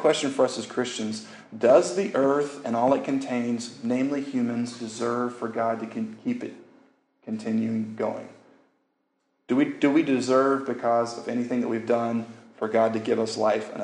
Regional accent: Louisiana, United States; moved away; I grew up in Louisiana

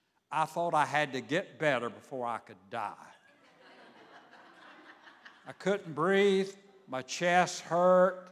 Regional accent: Savannah, Georgia, United States; I grew up in Savannah, Georgia.

